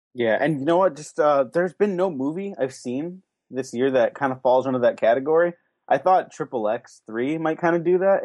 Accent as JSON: {"language": "English", "region": "California", "country": "United States", "said": "I'm from California"}